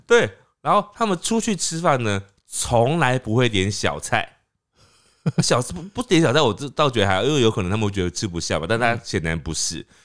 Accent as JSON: {"language": "Chinese", "country": "Taiwan", "said": "我们台湾人去香港的时候"}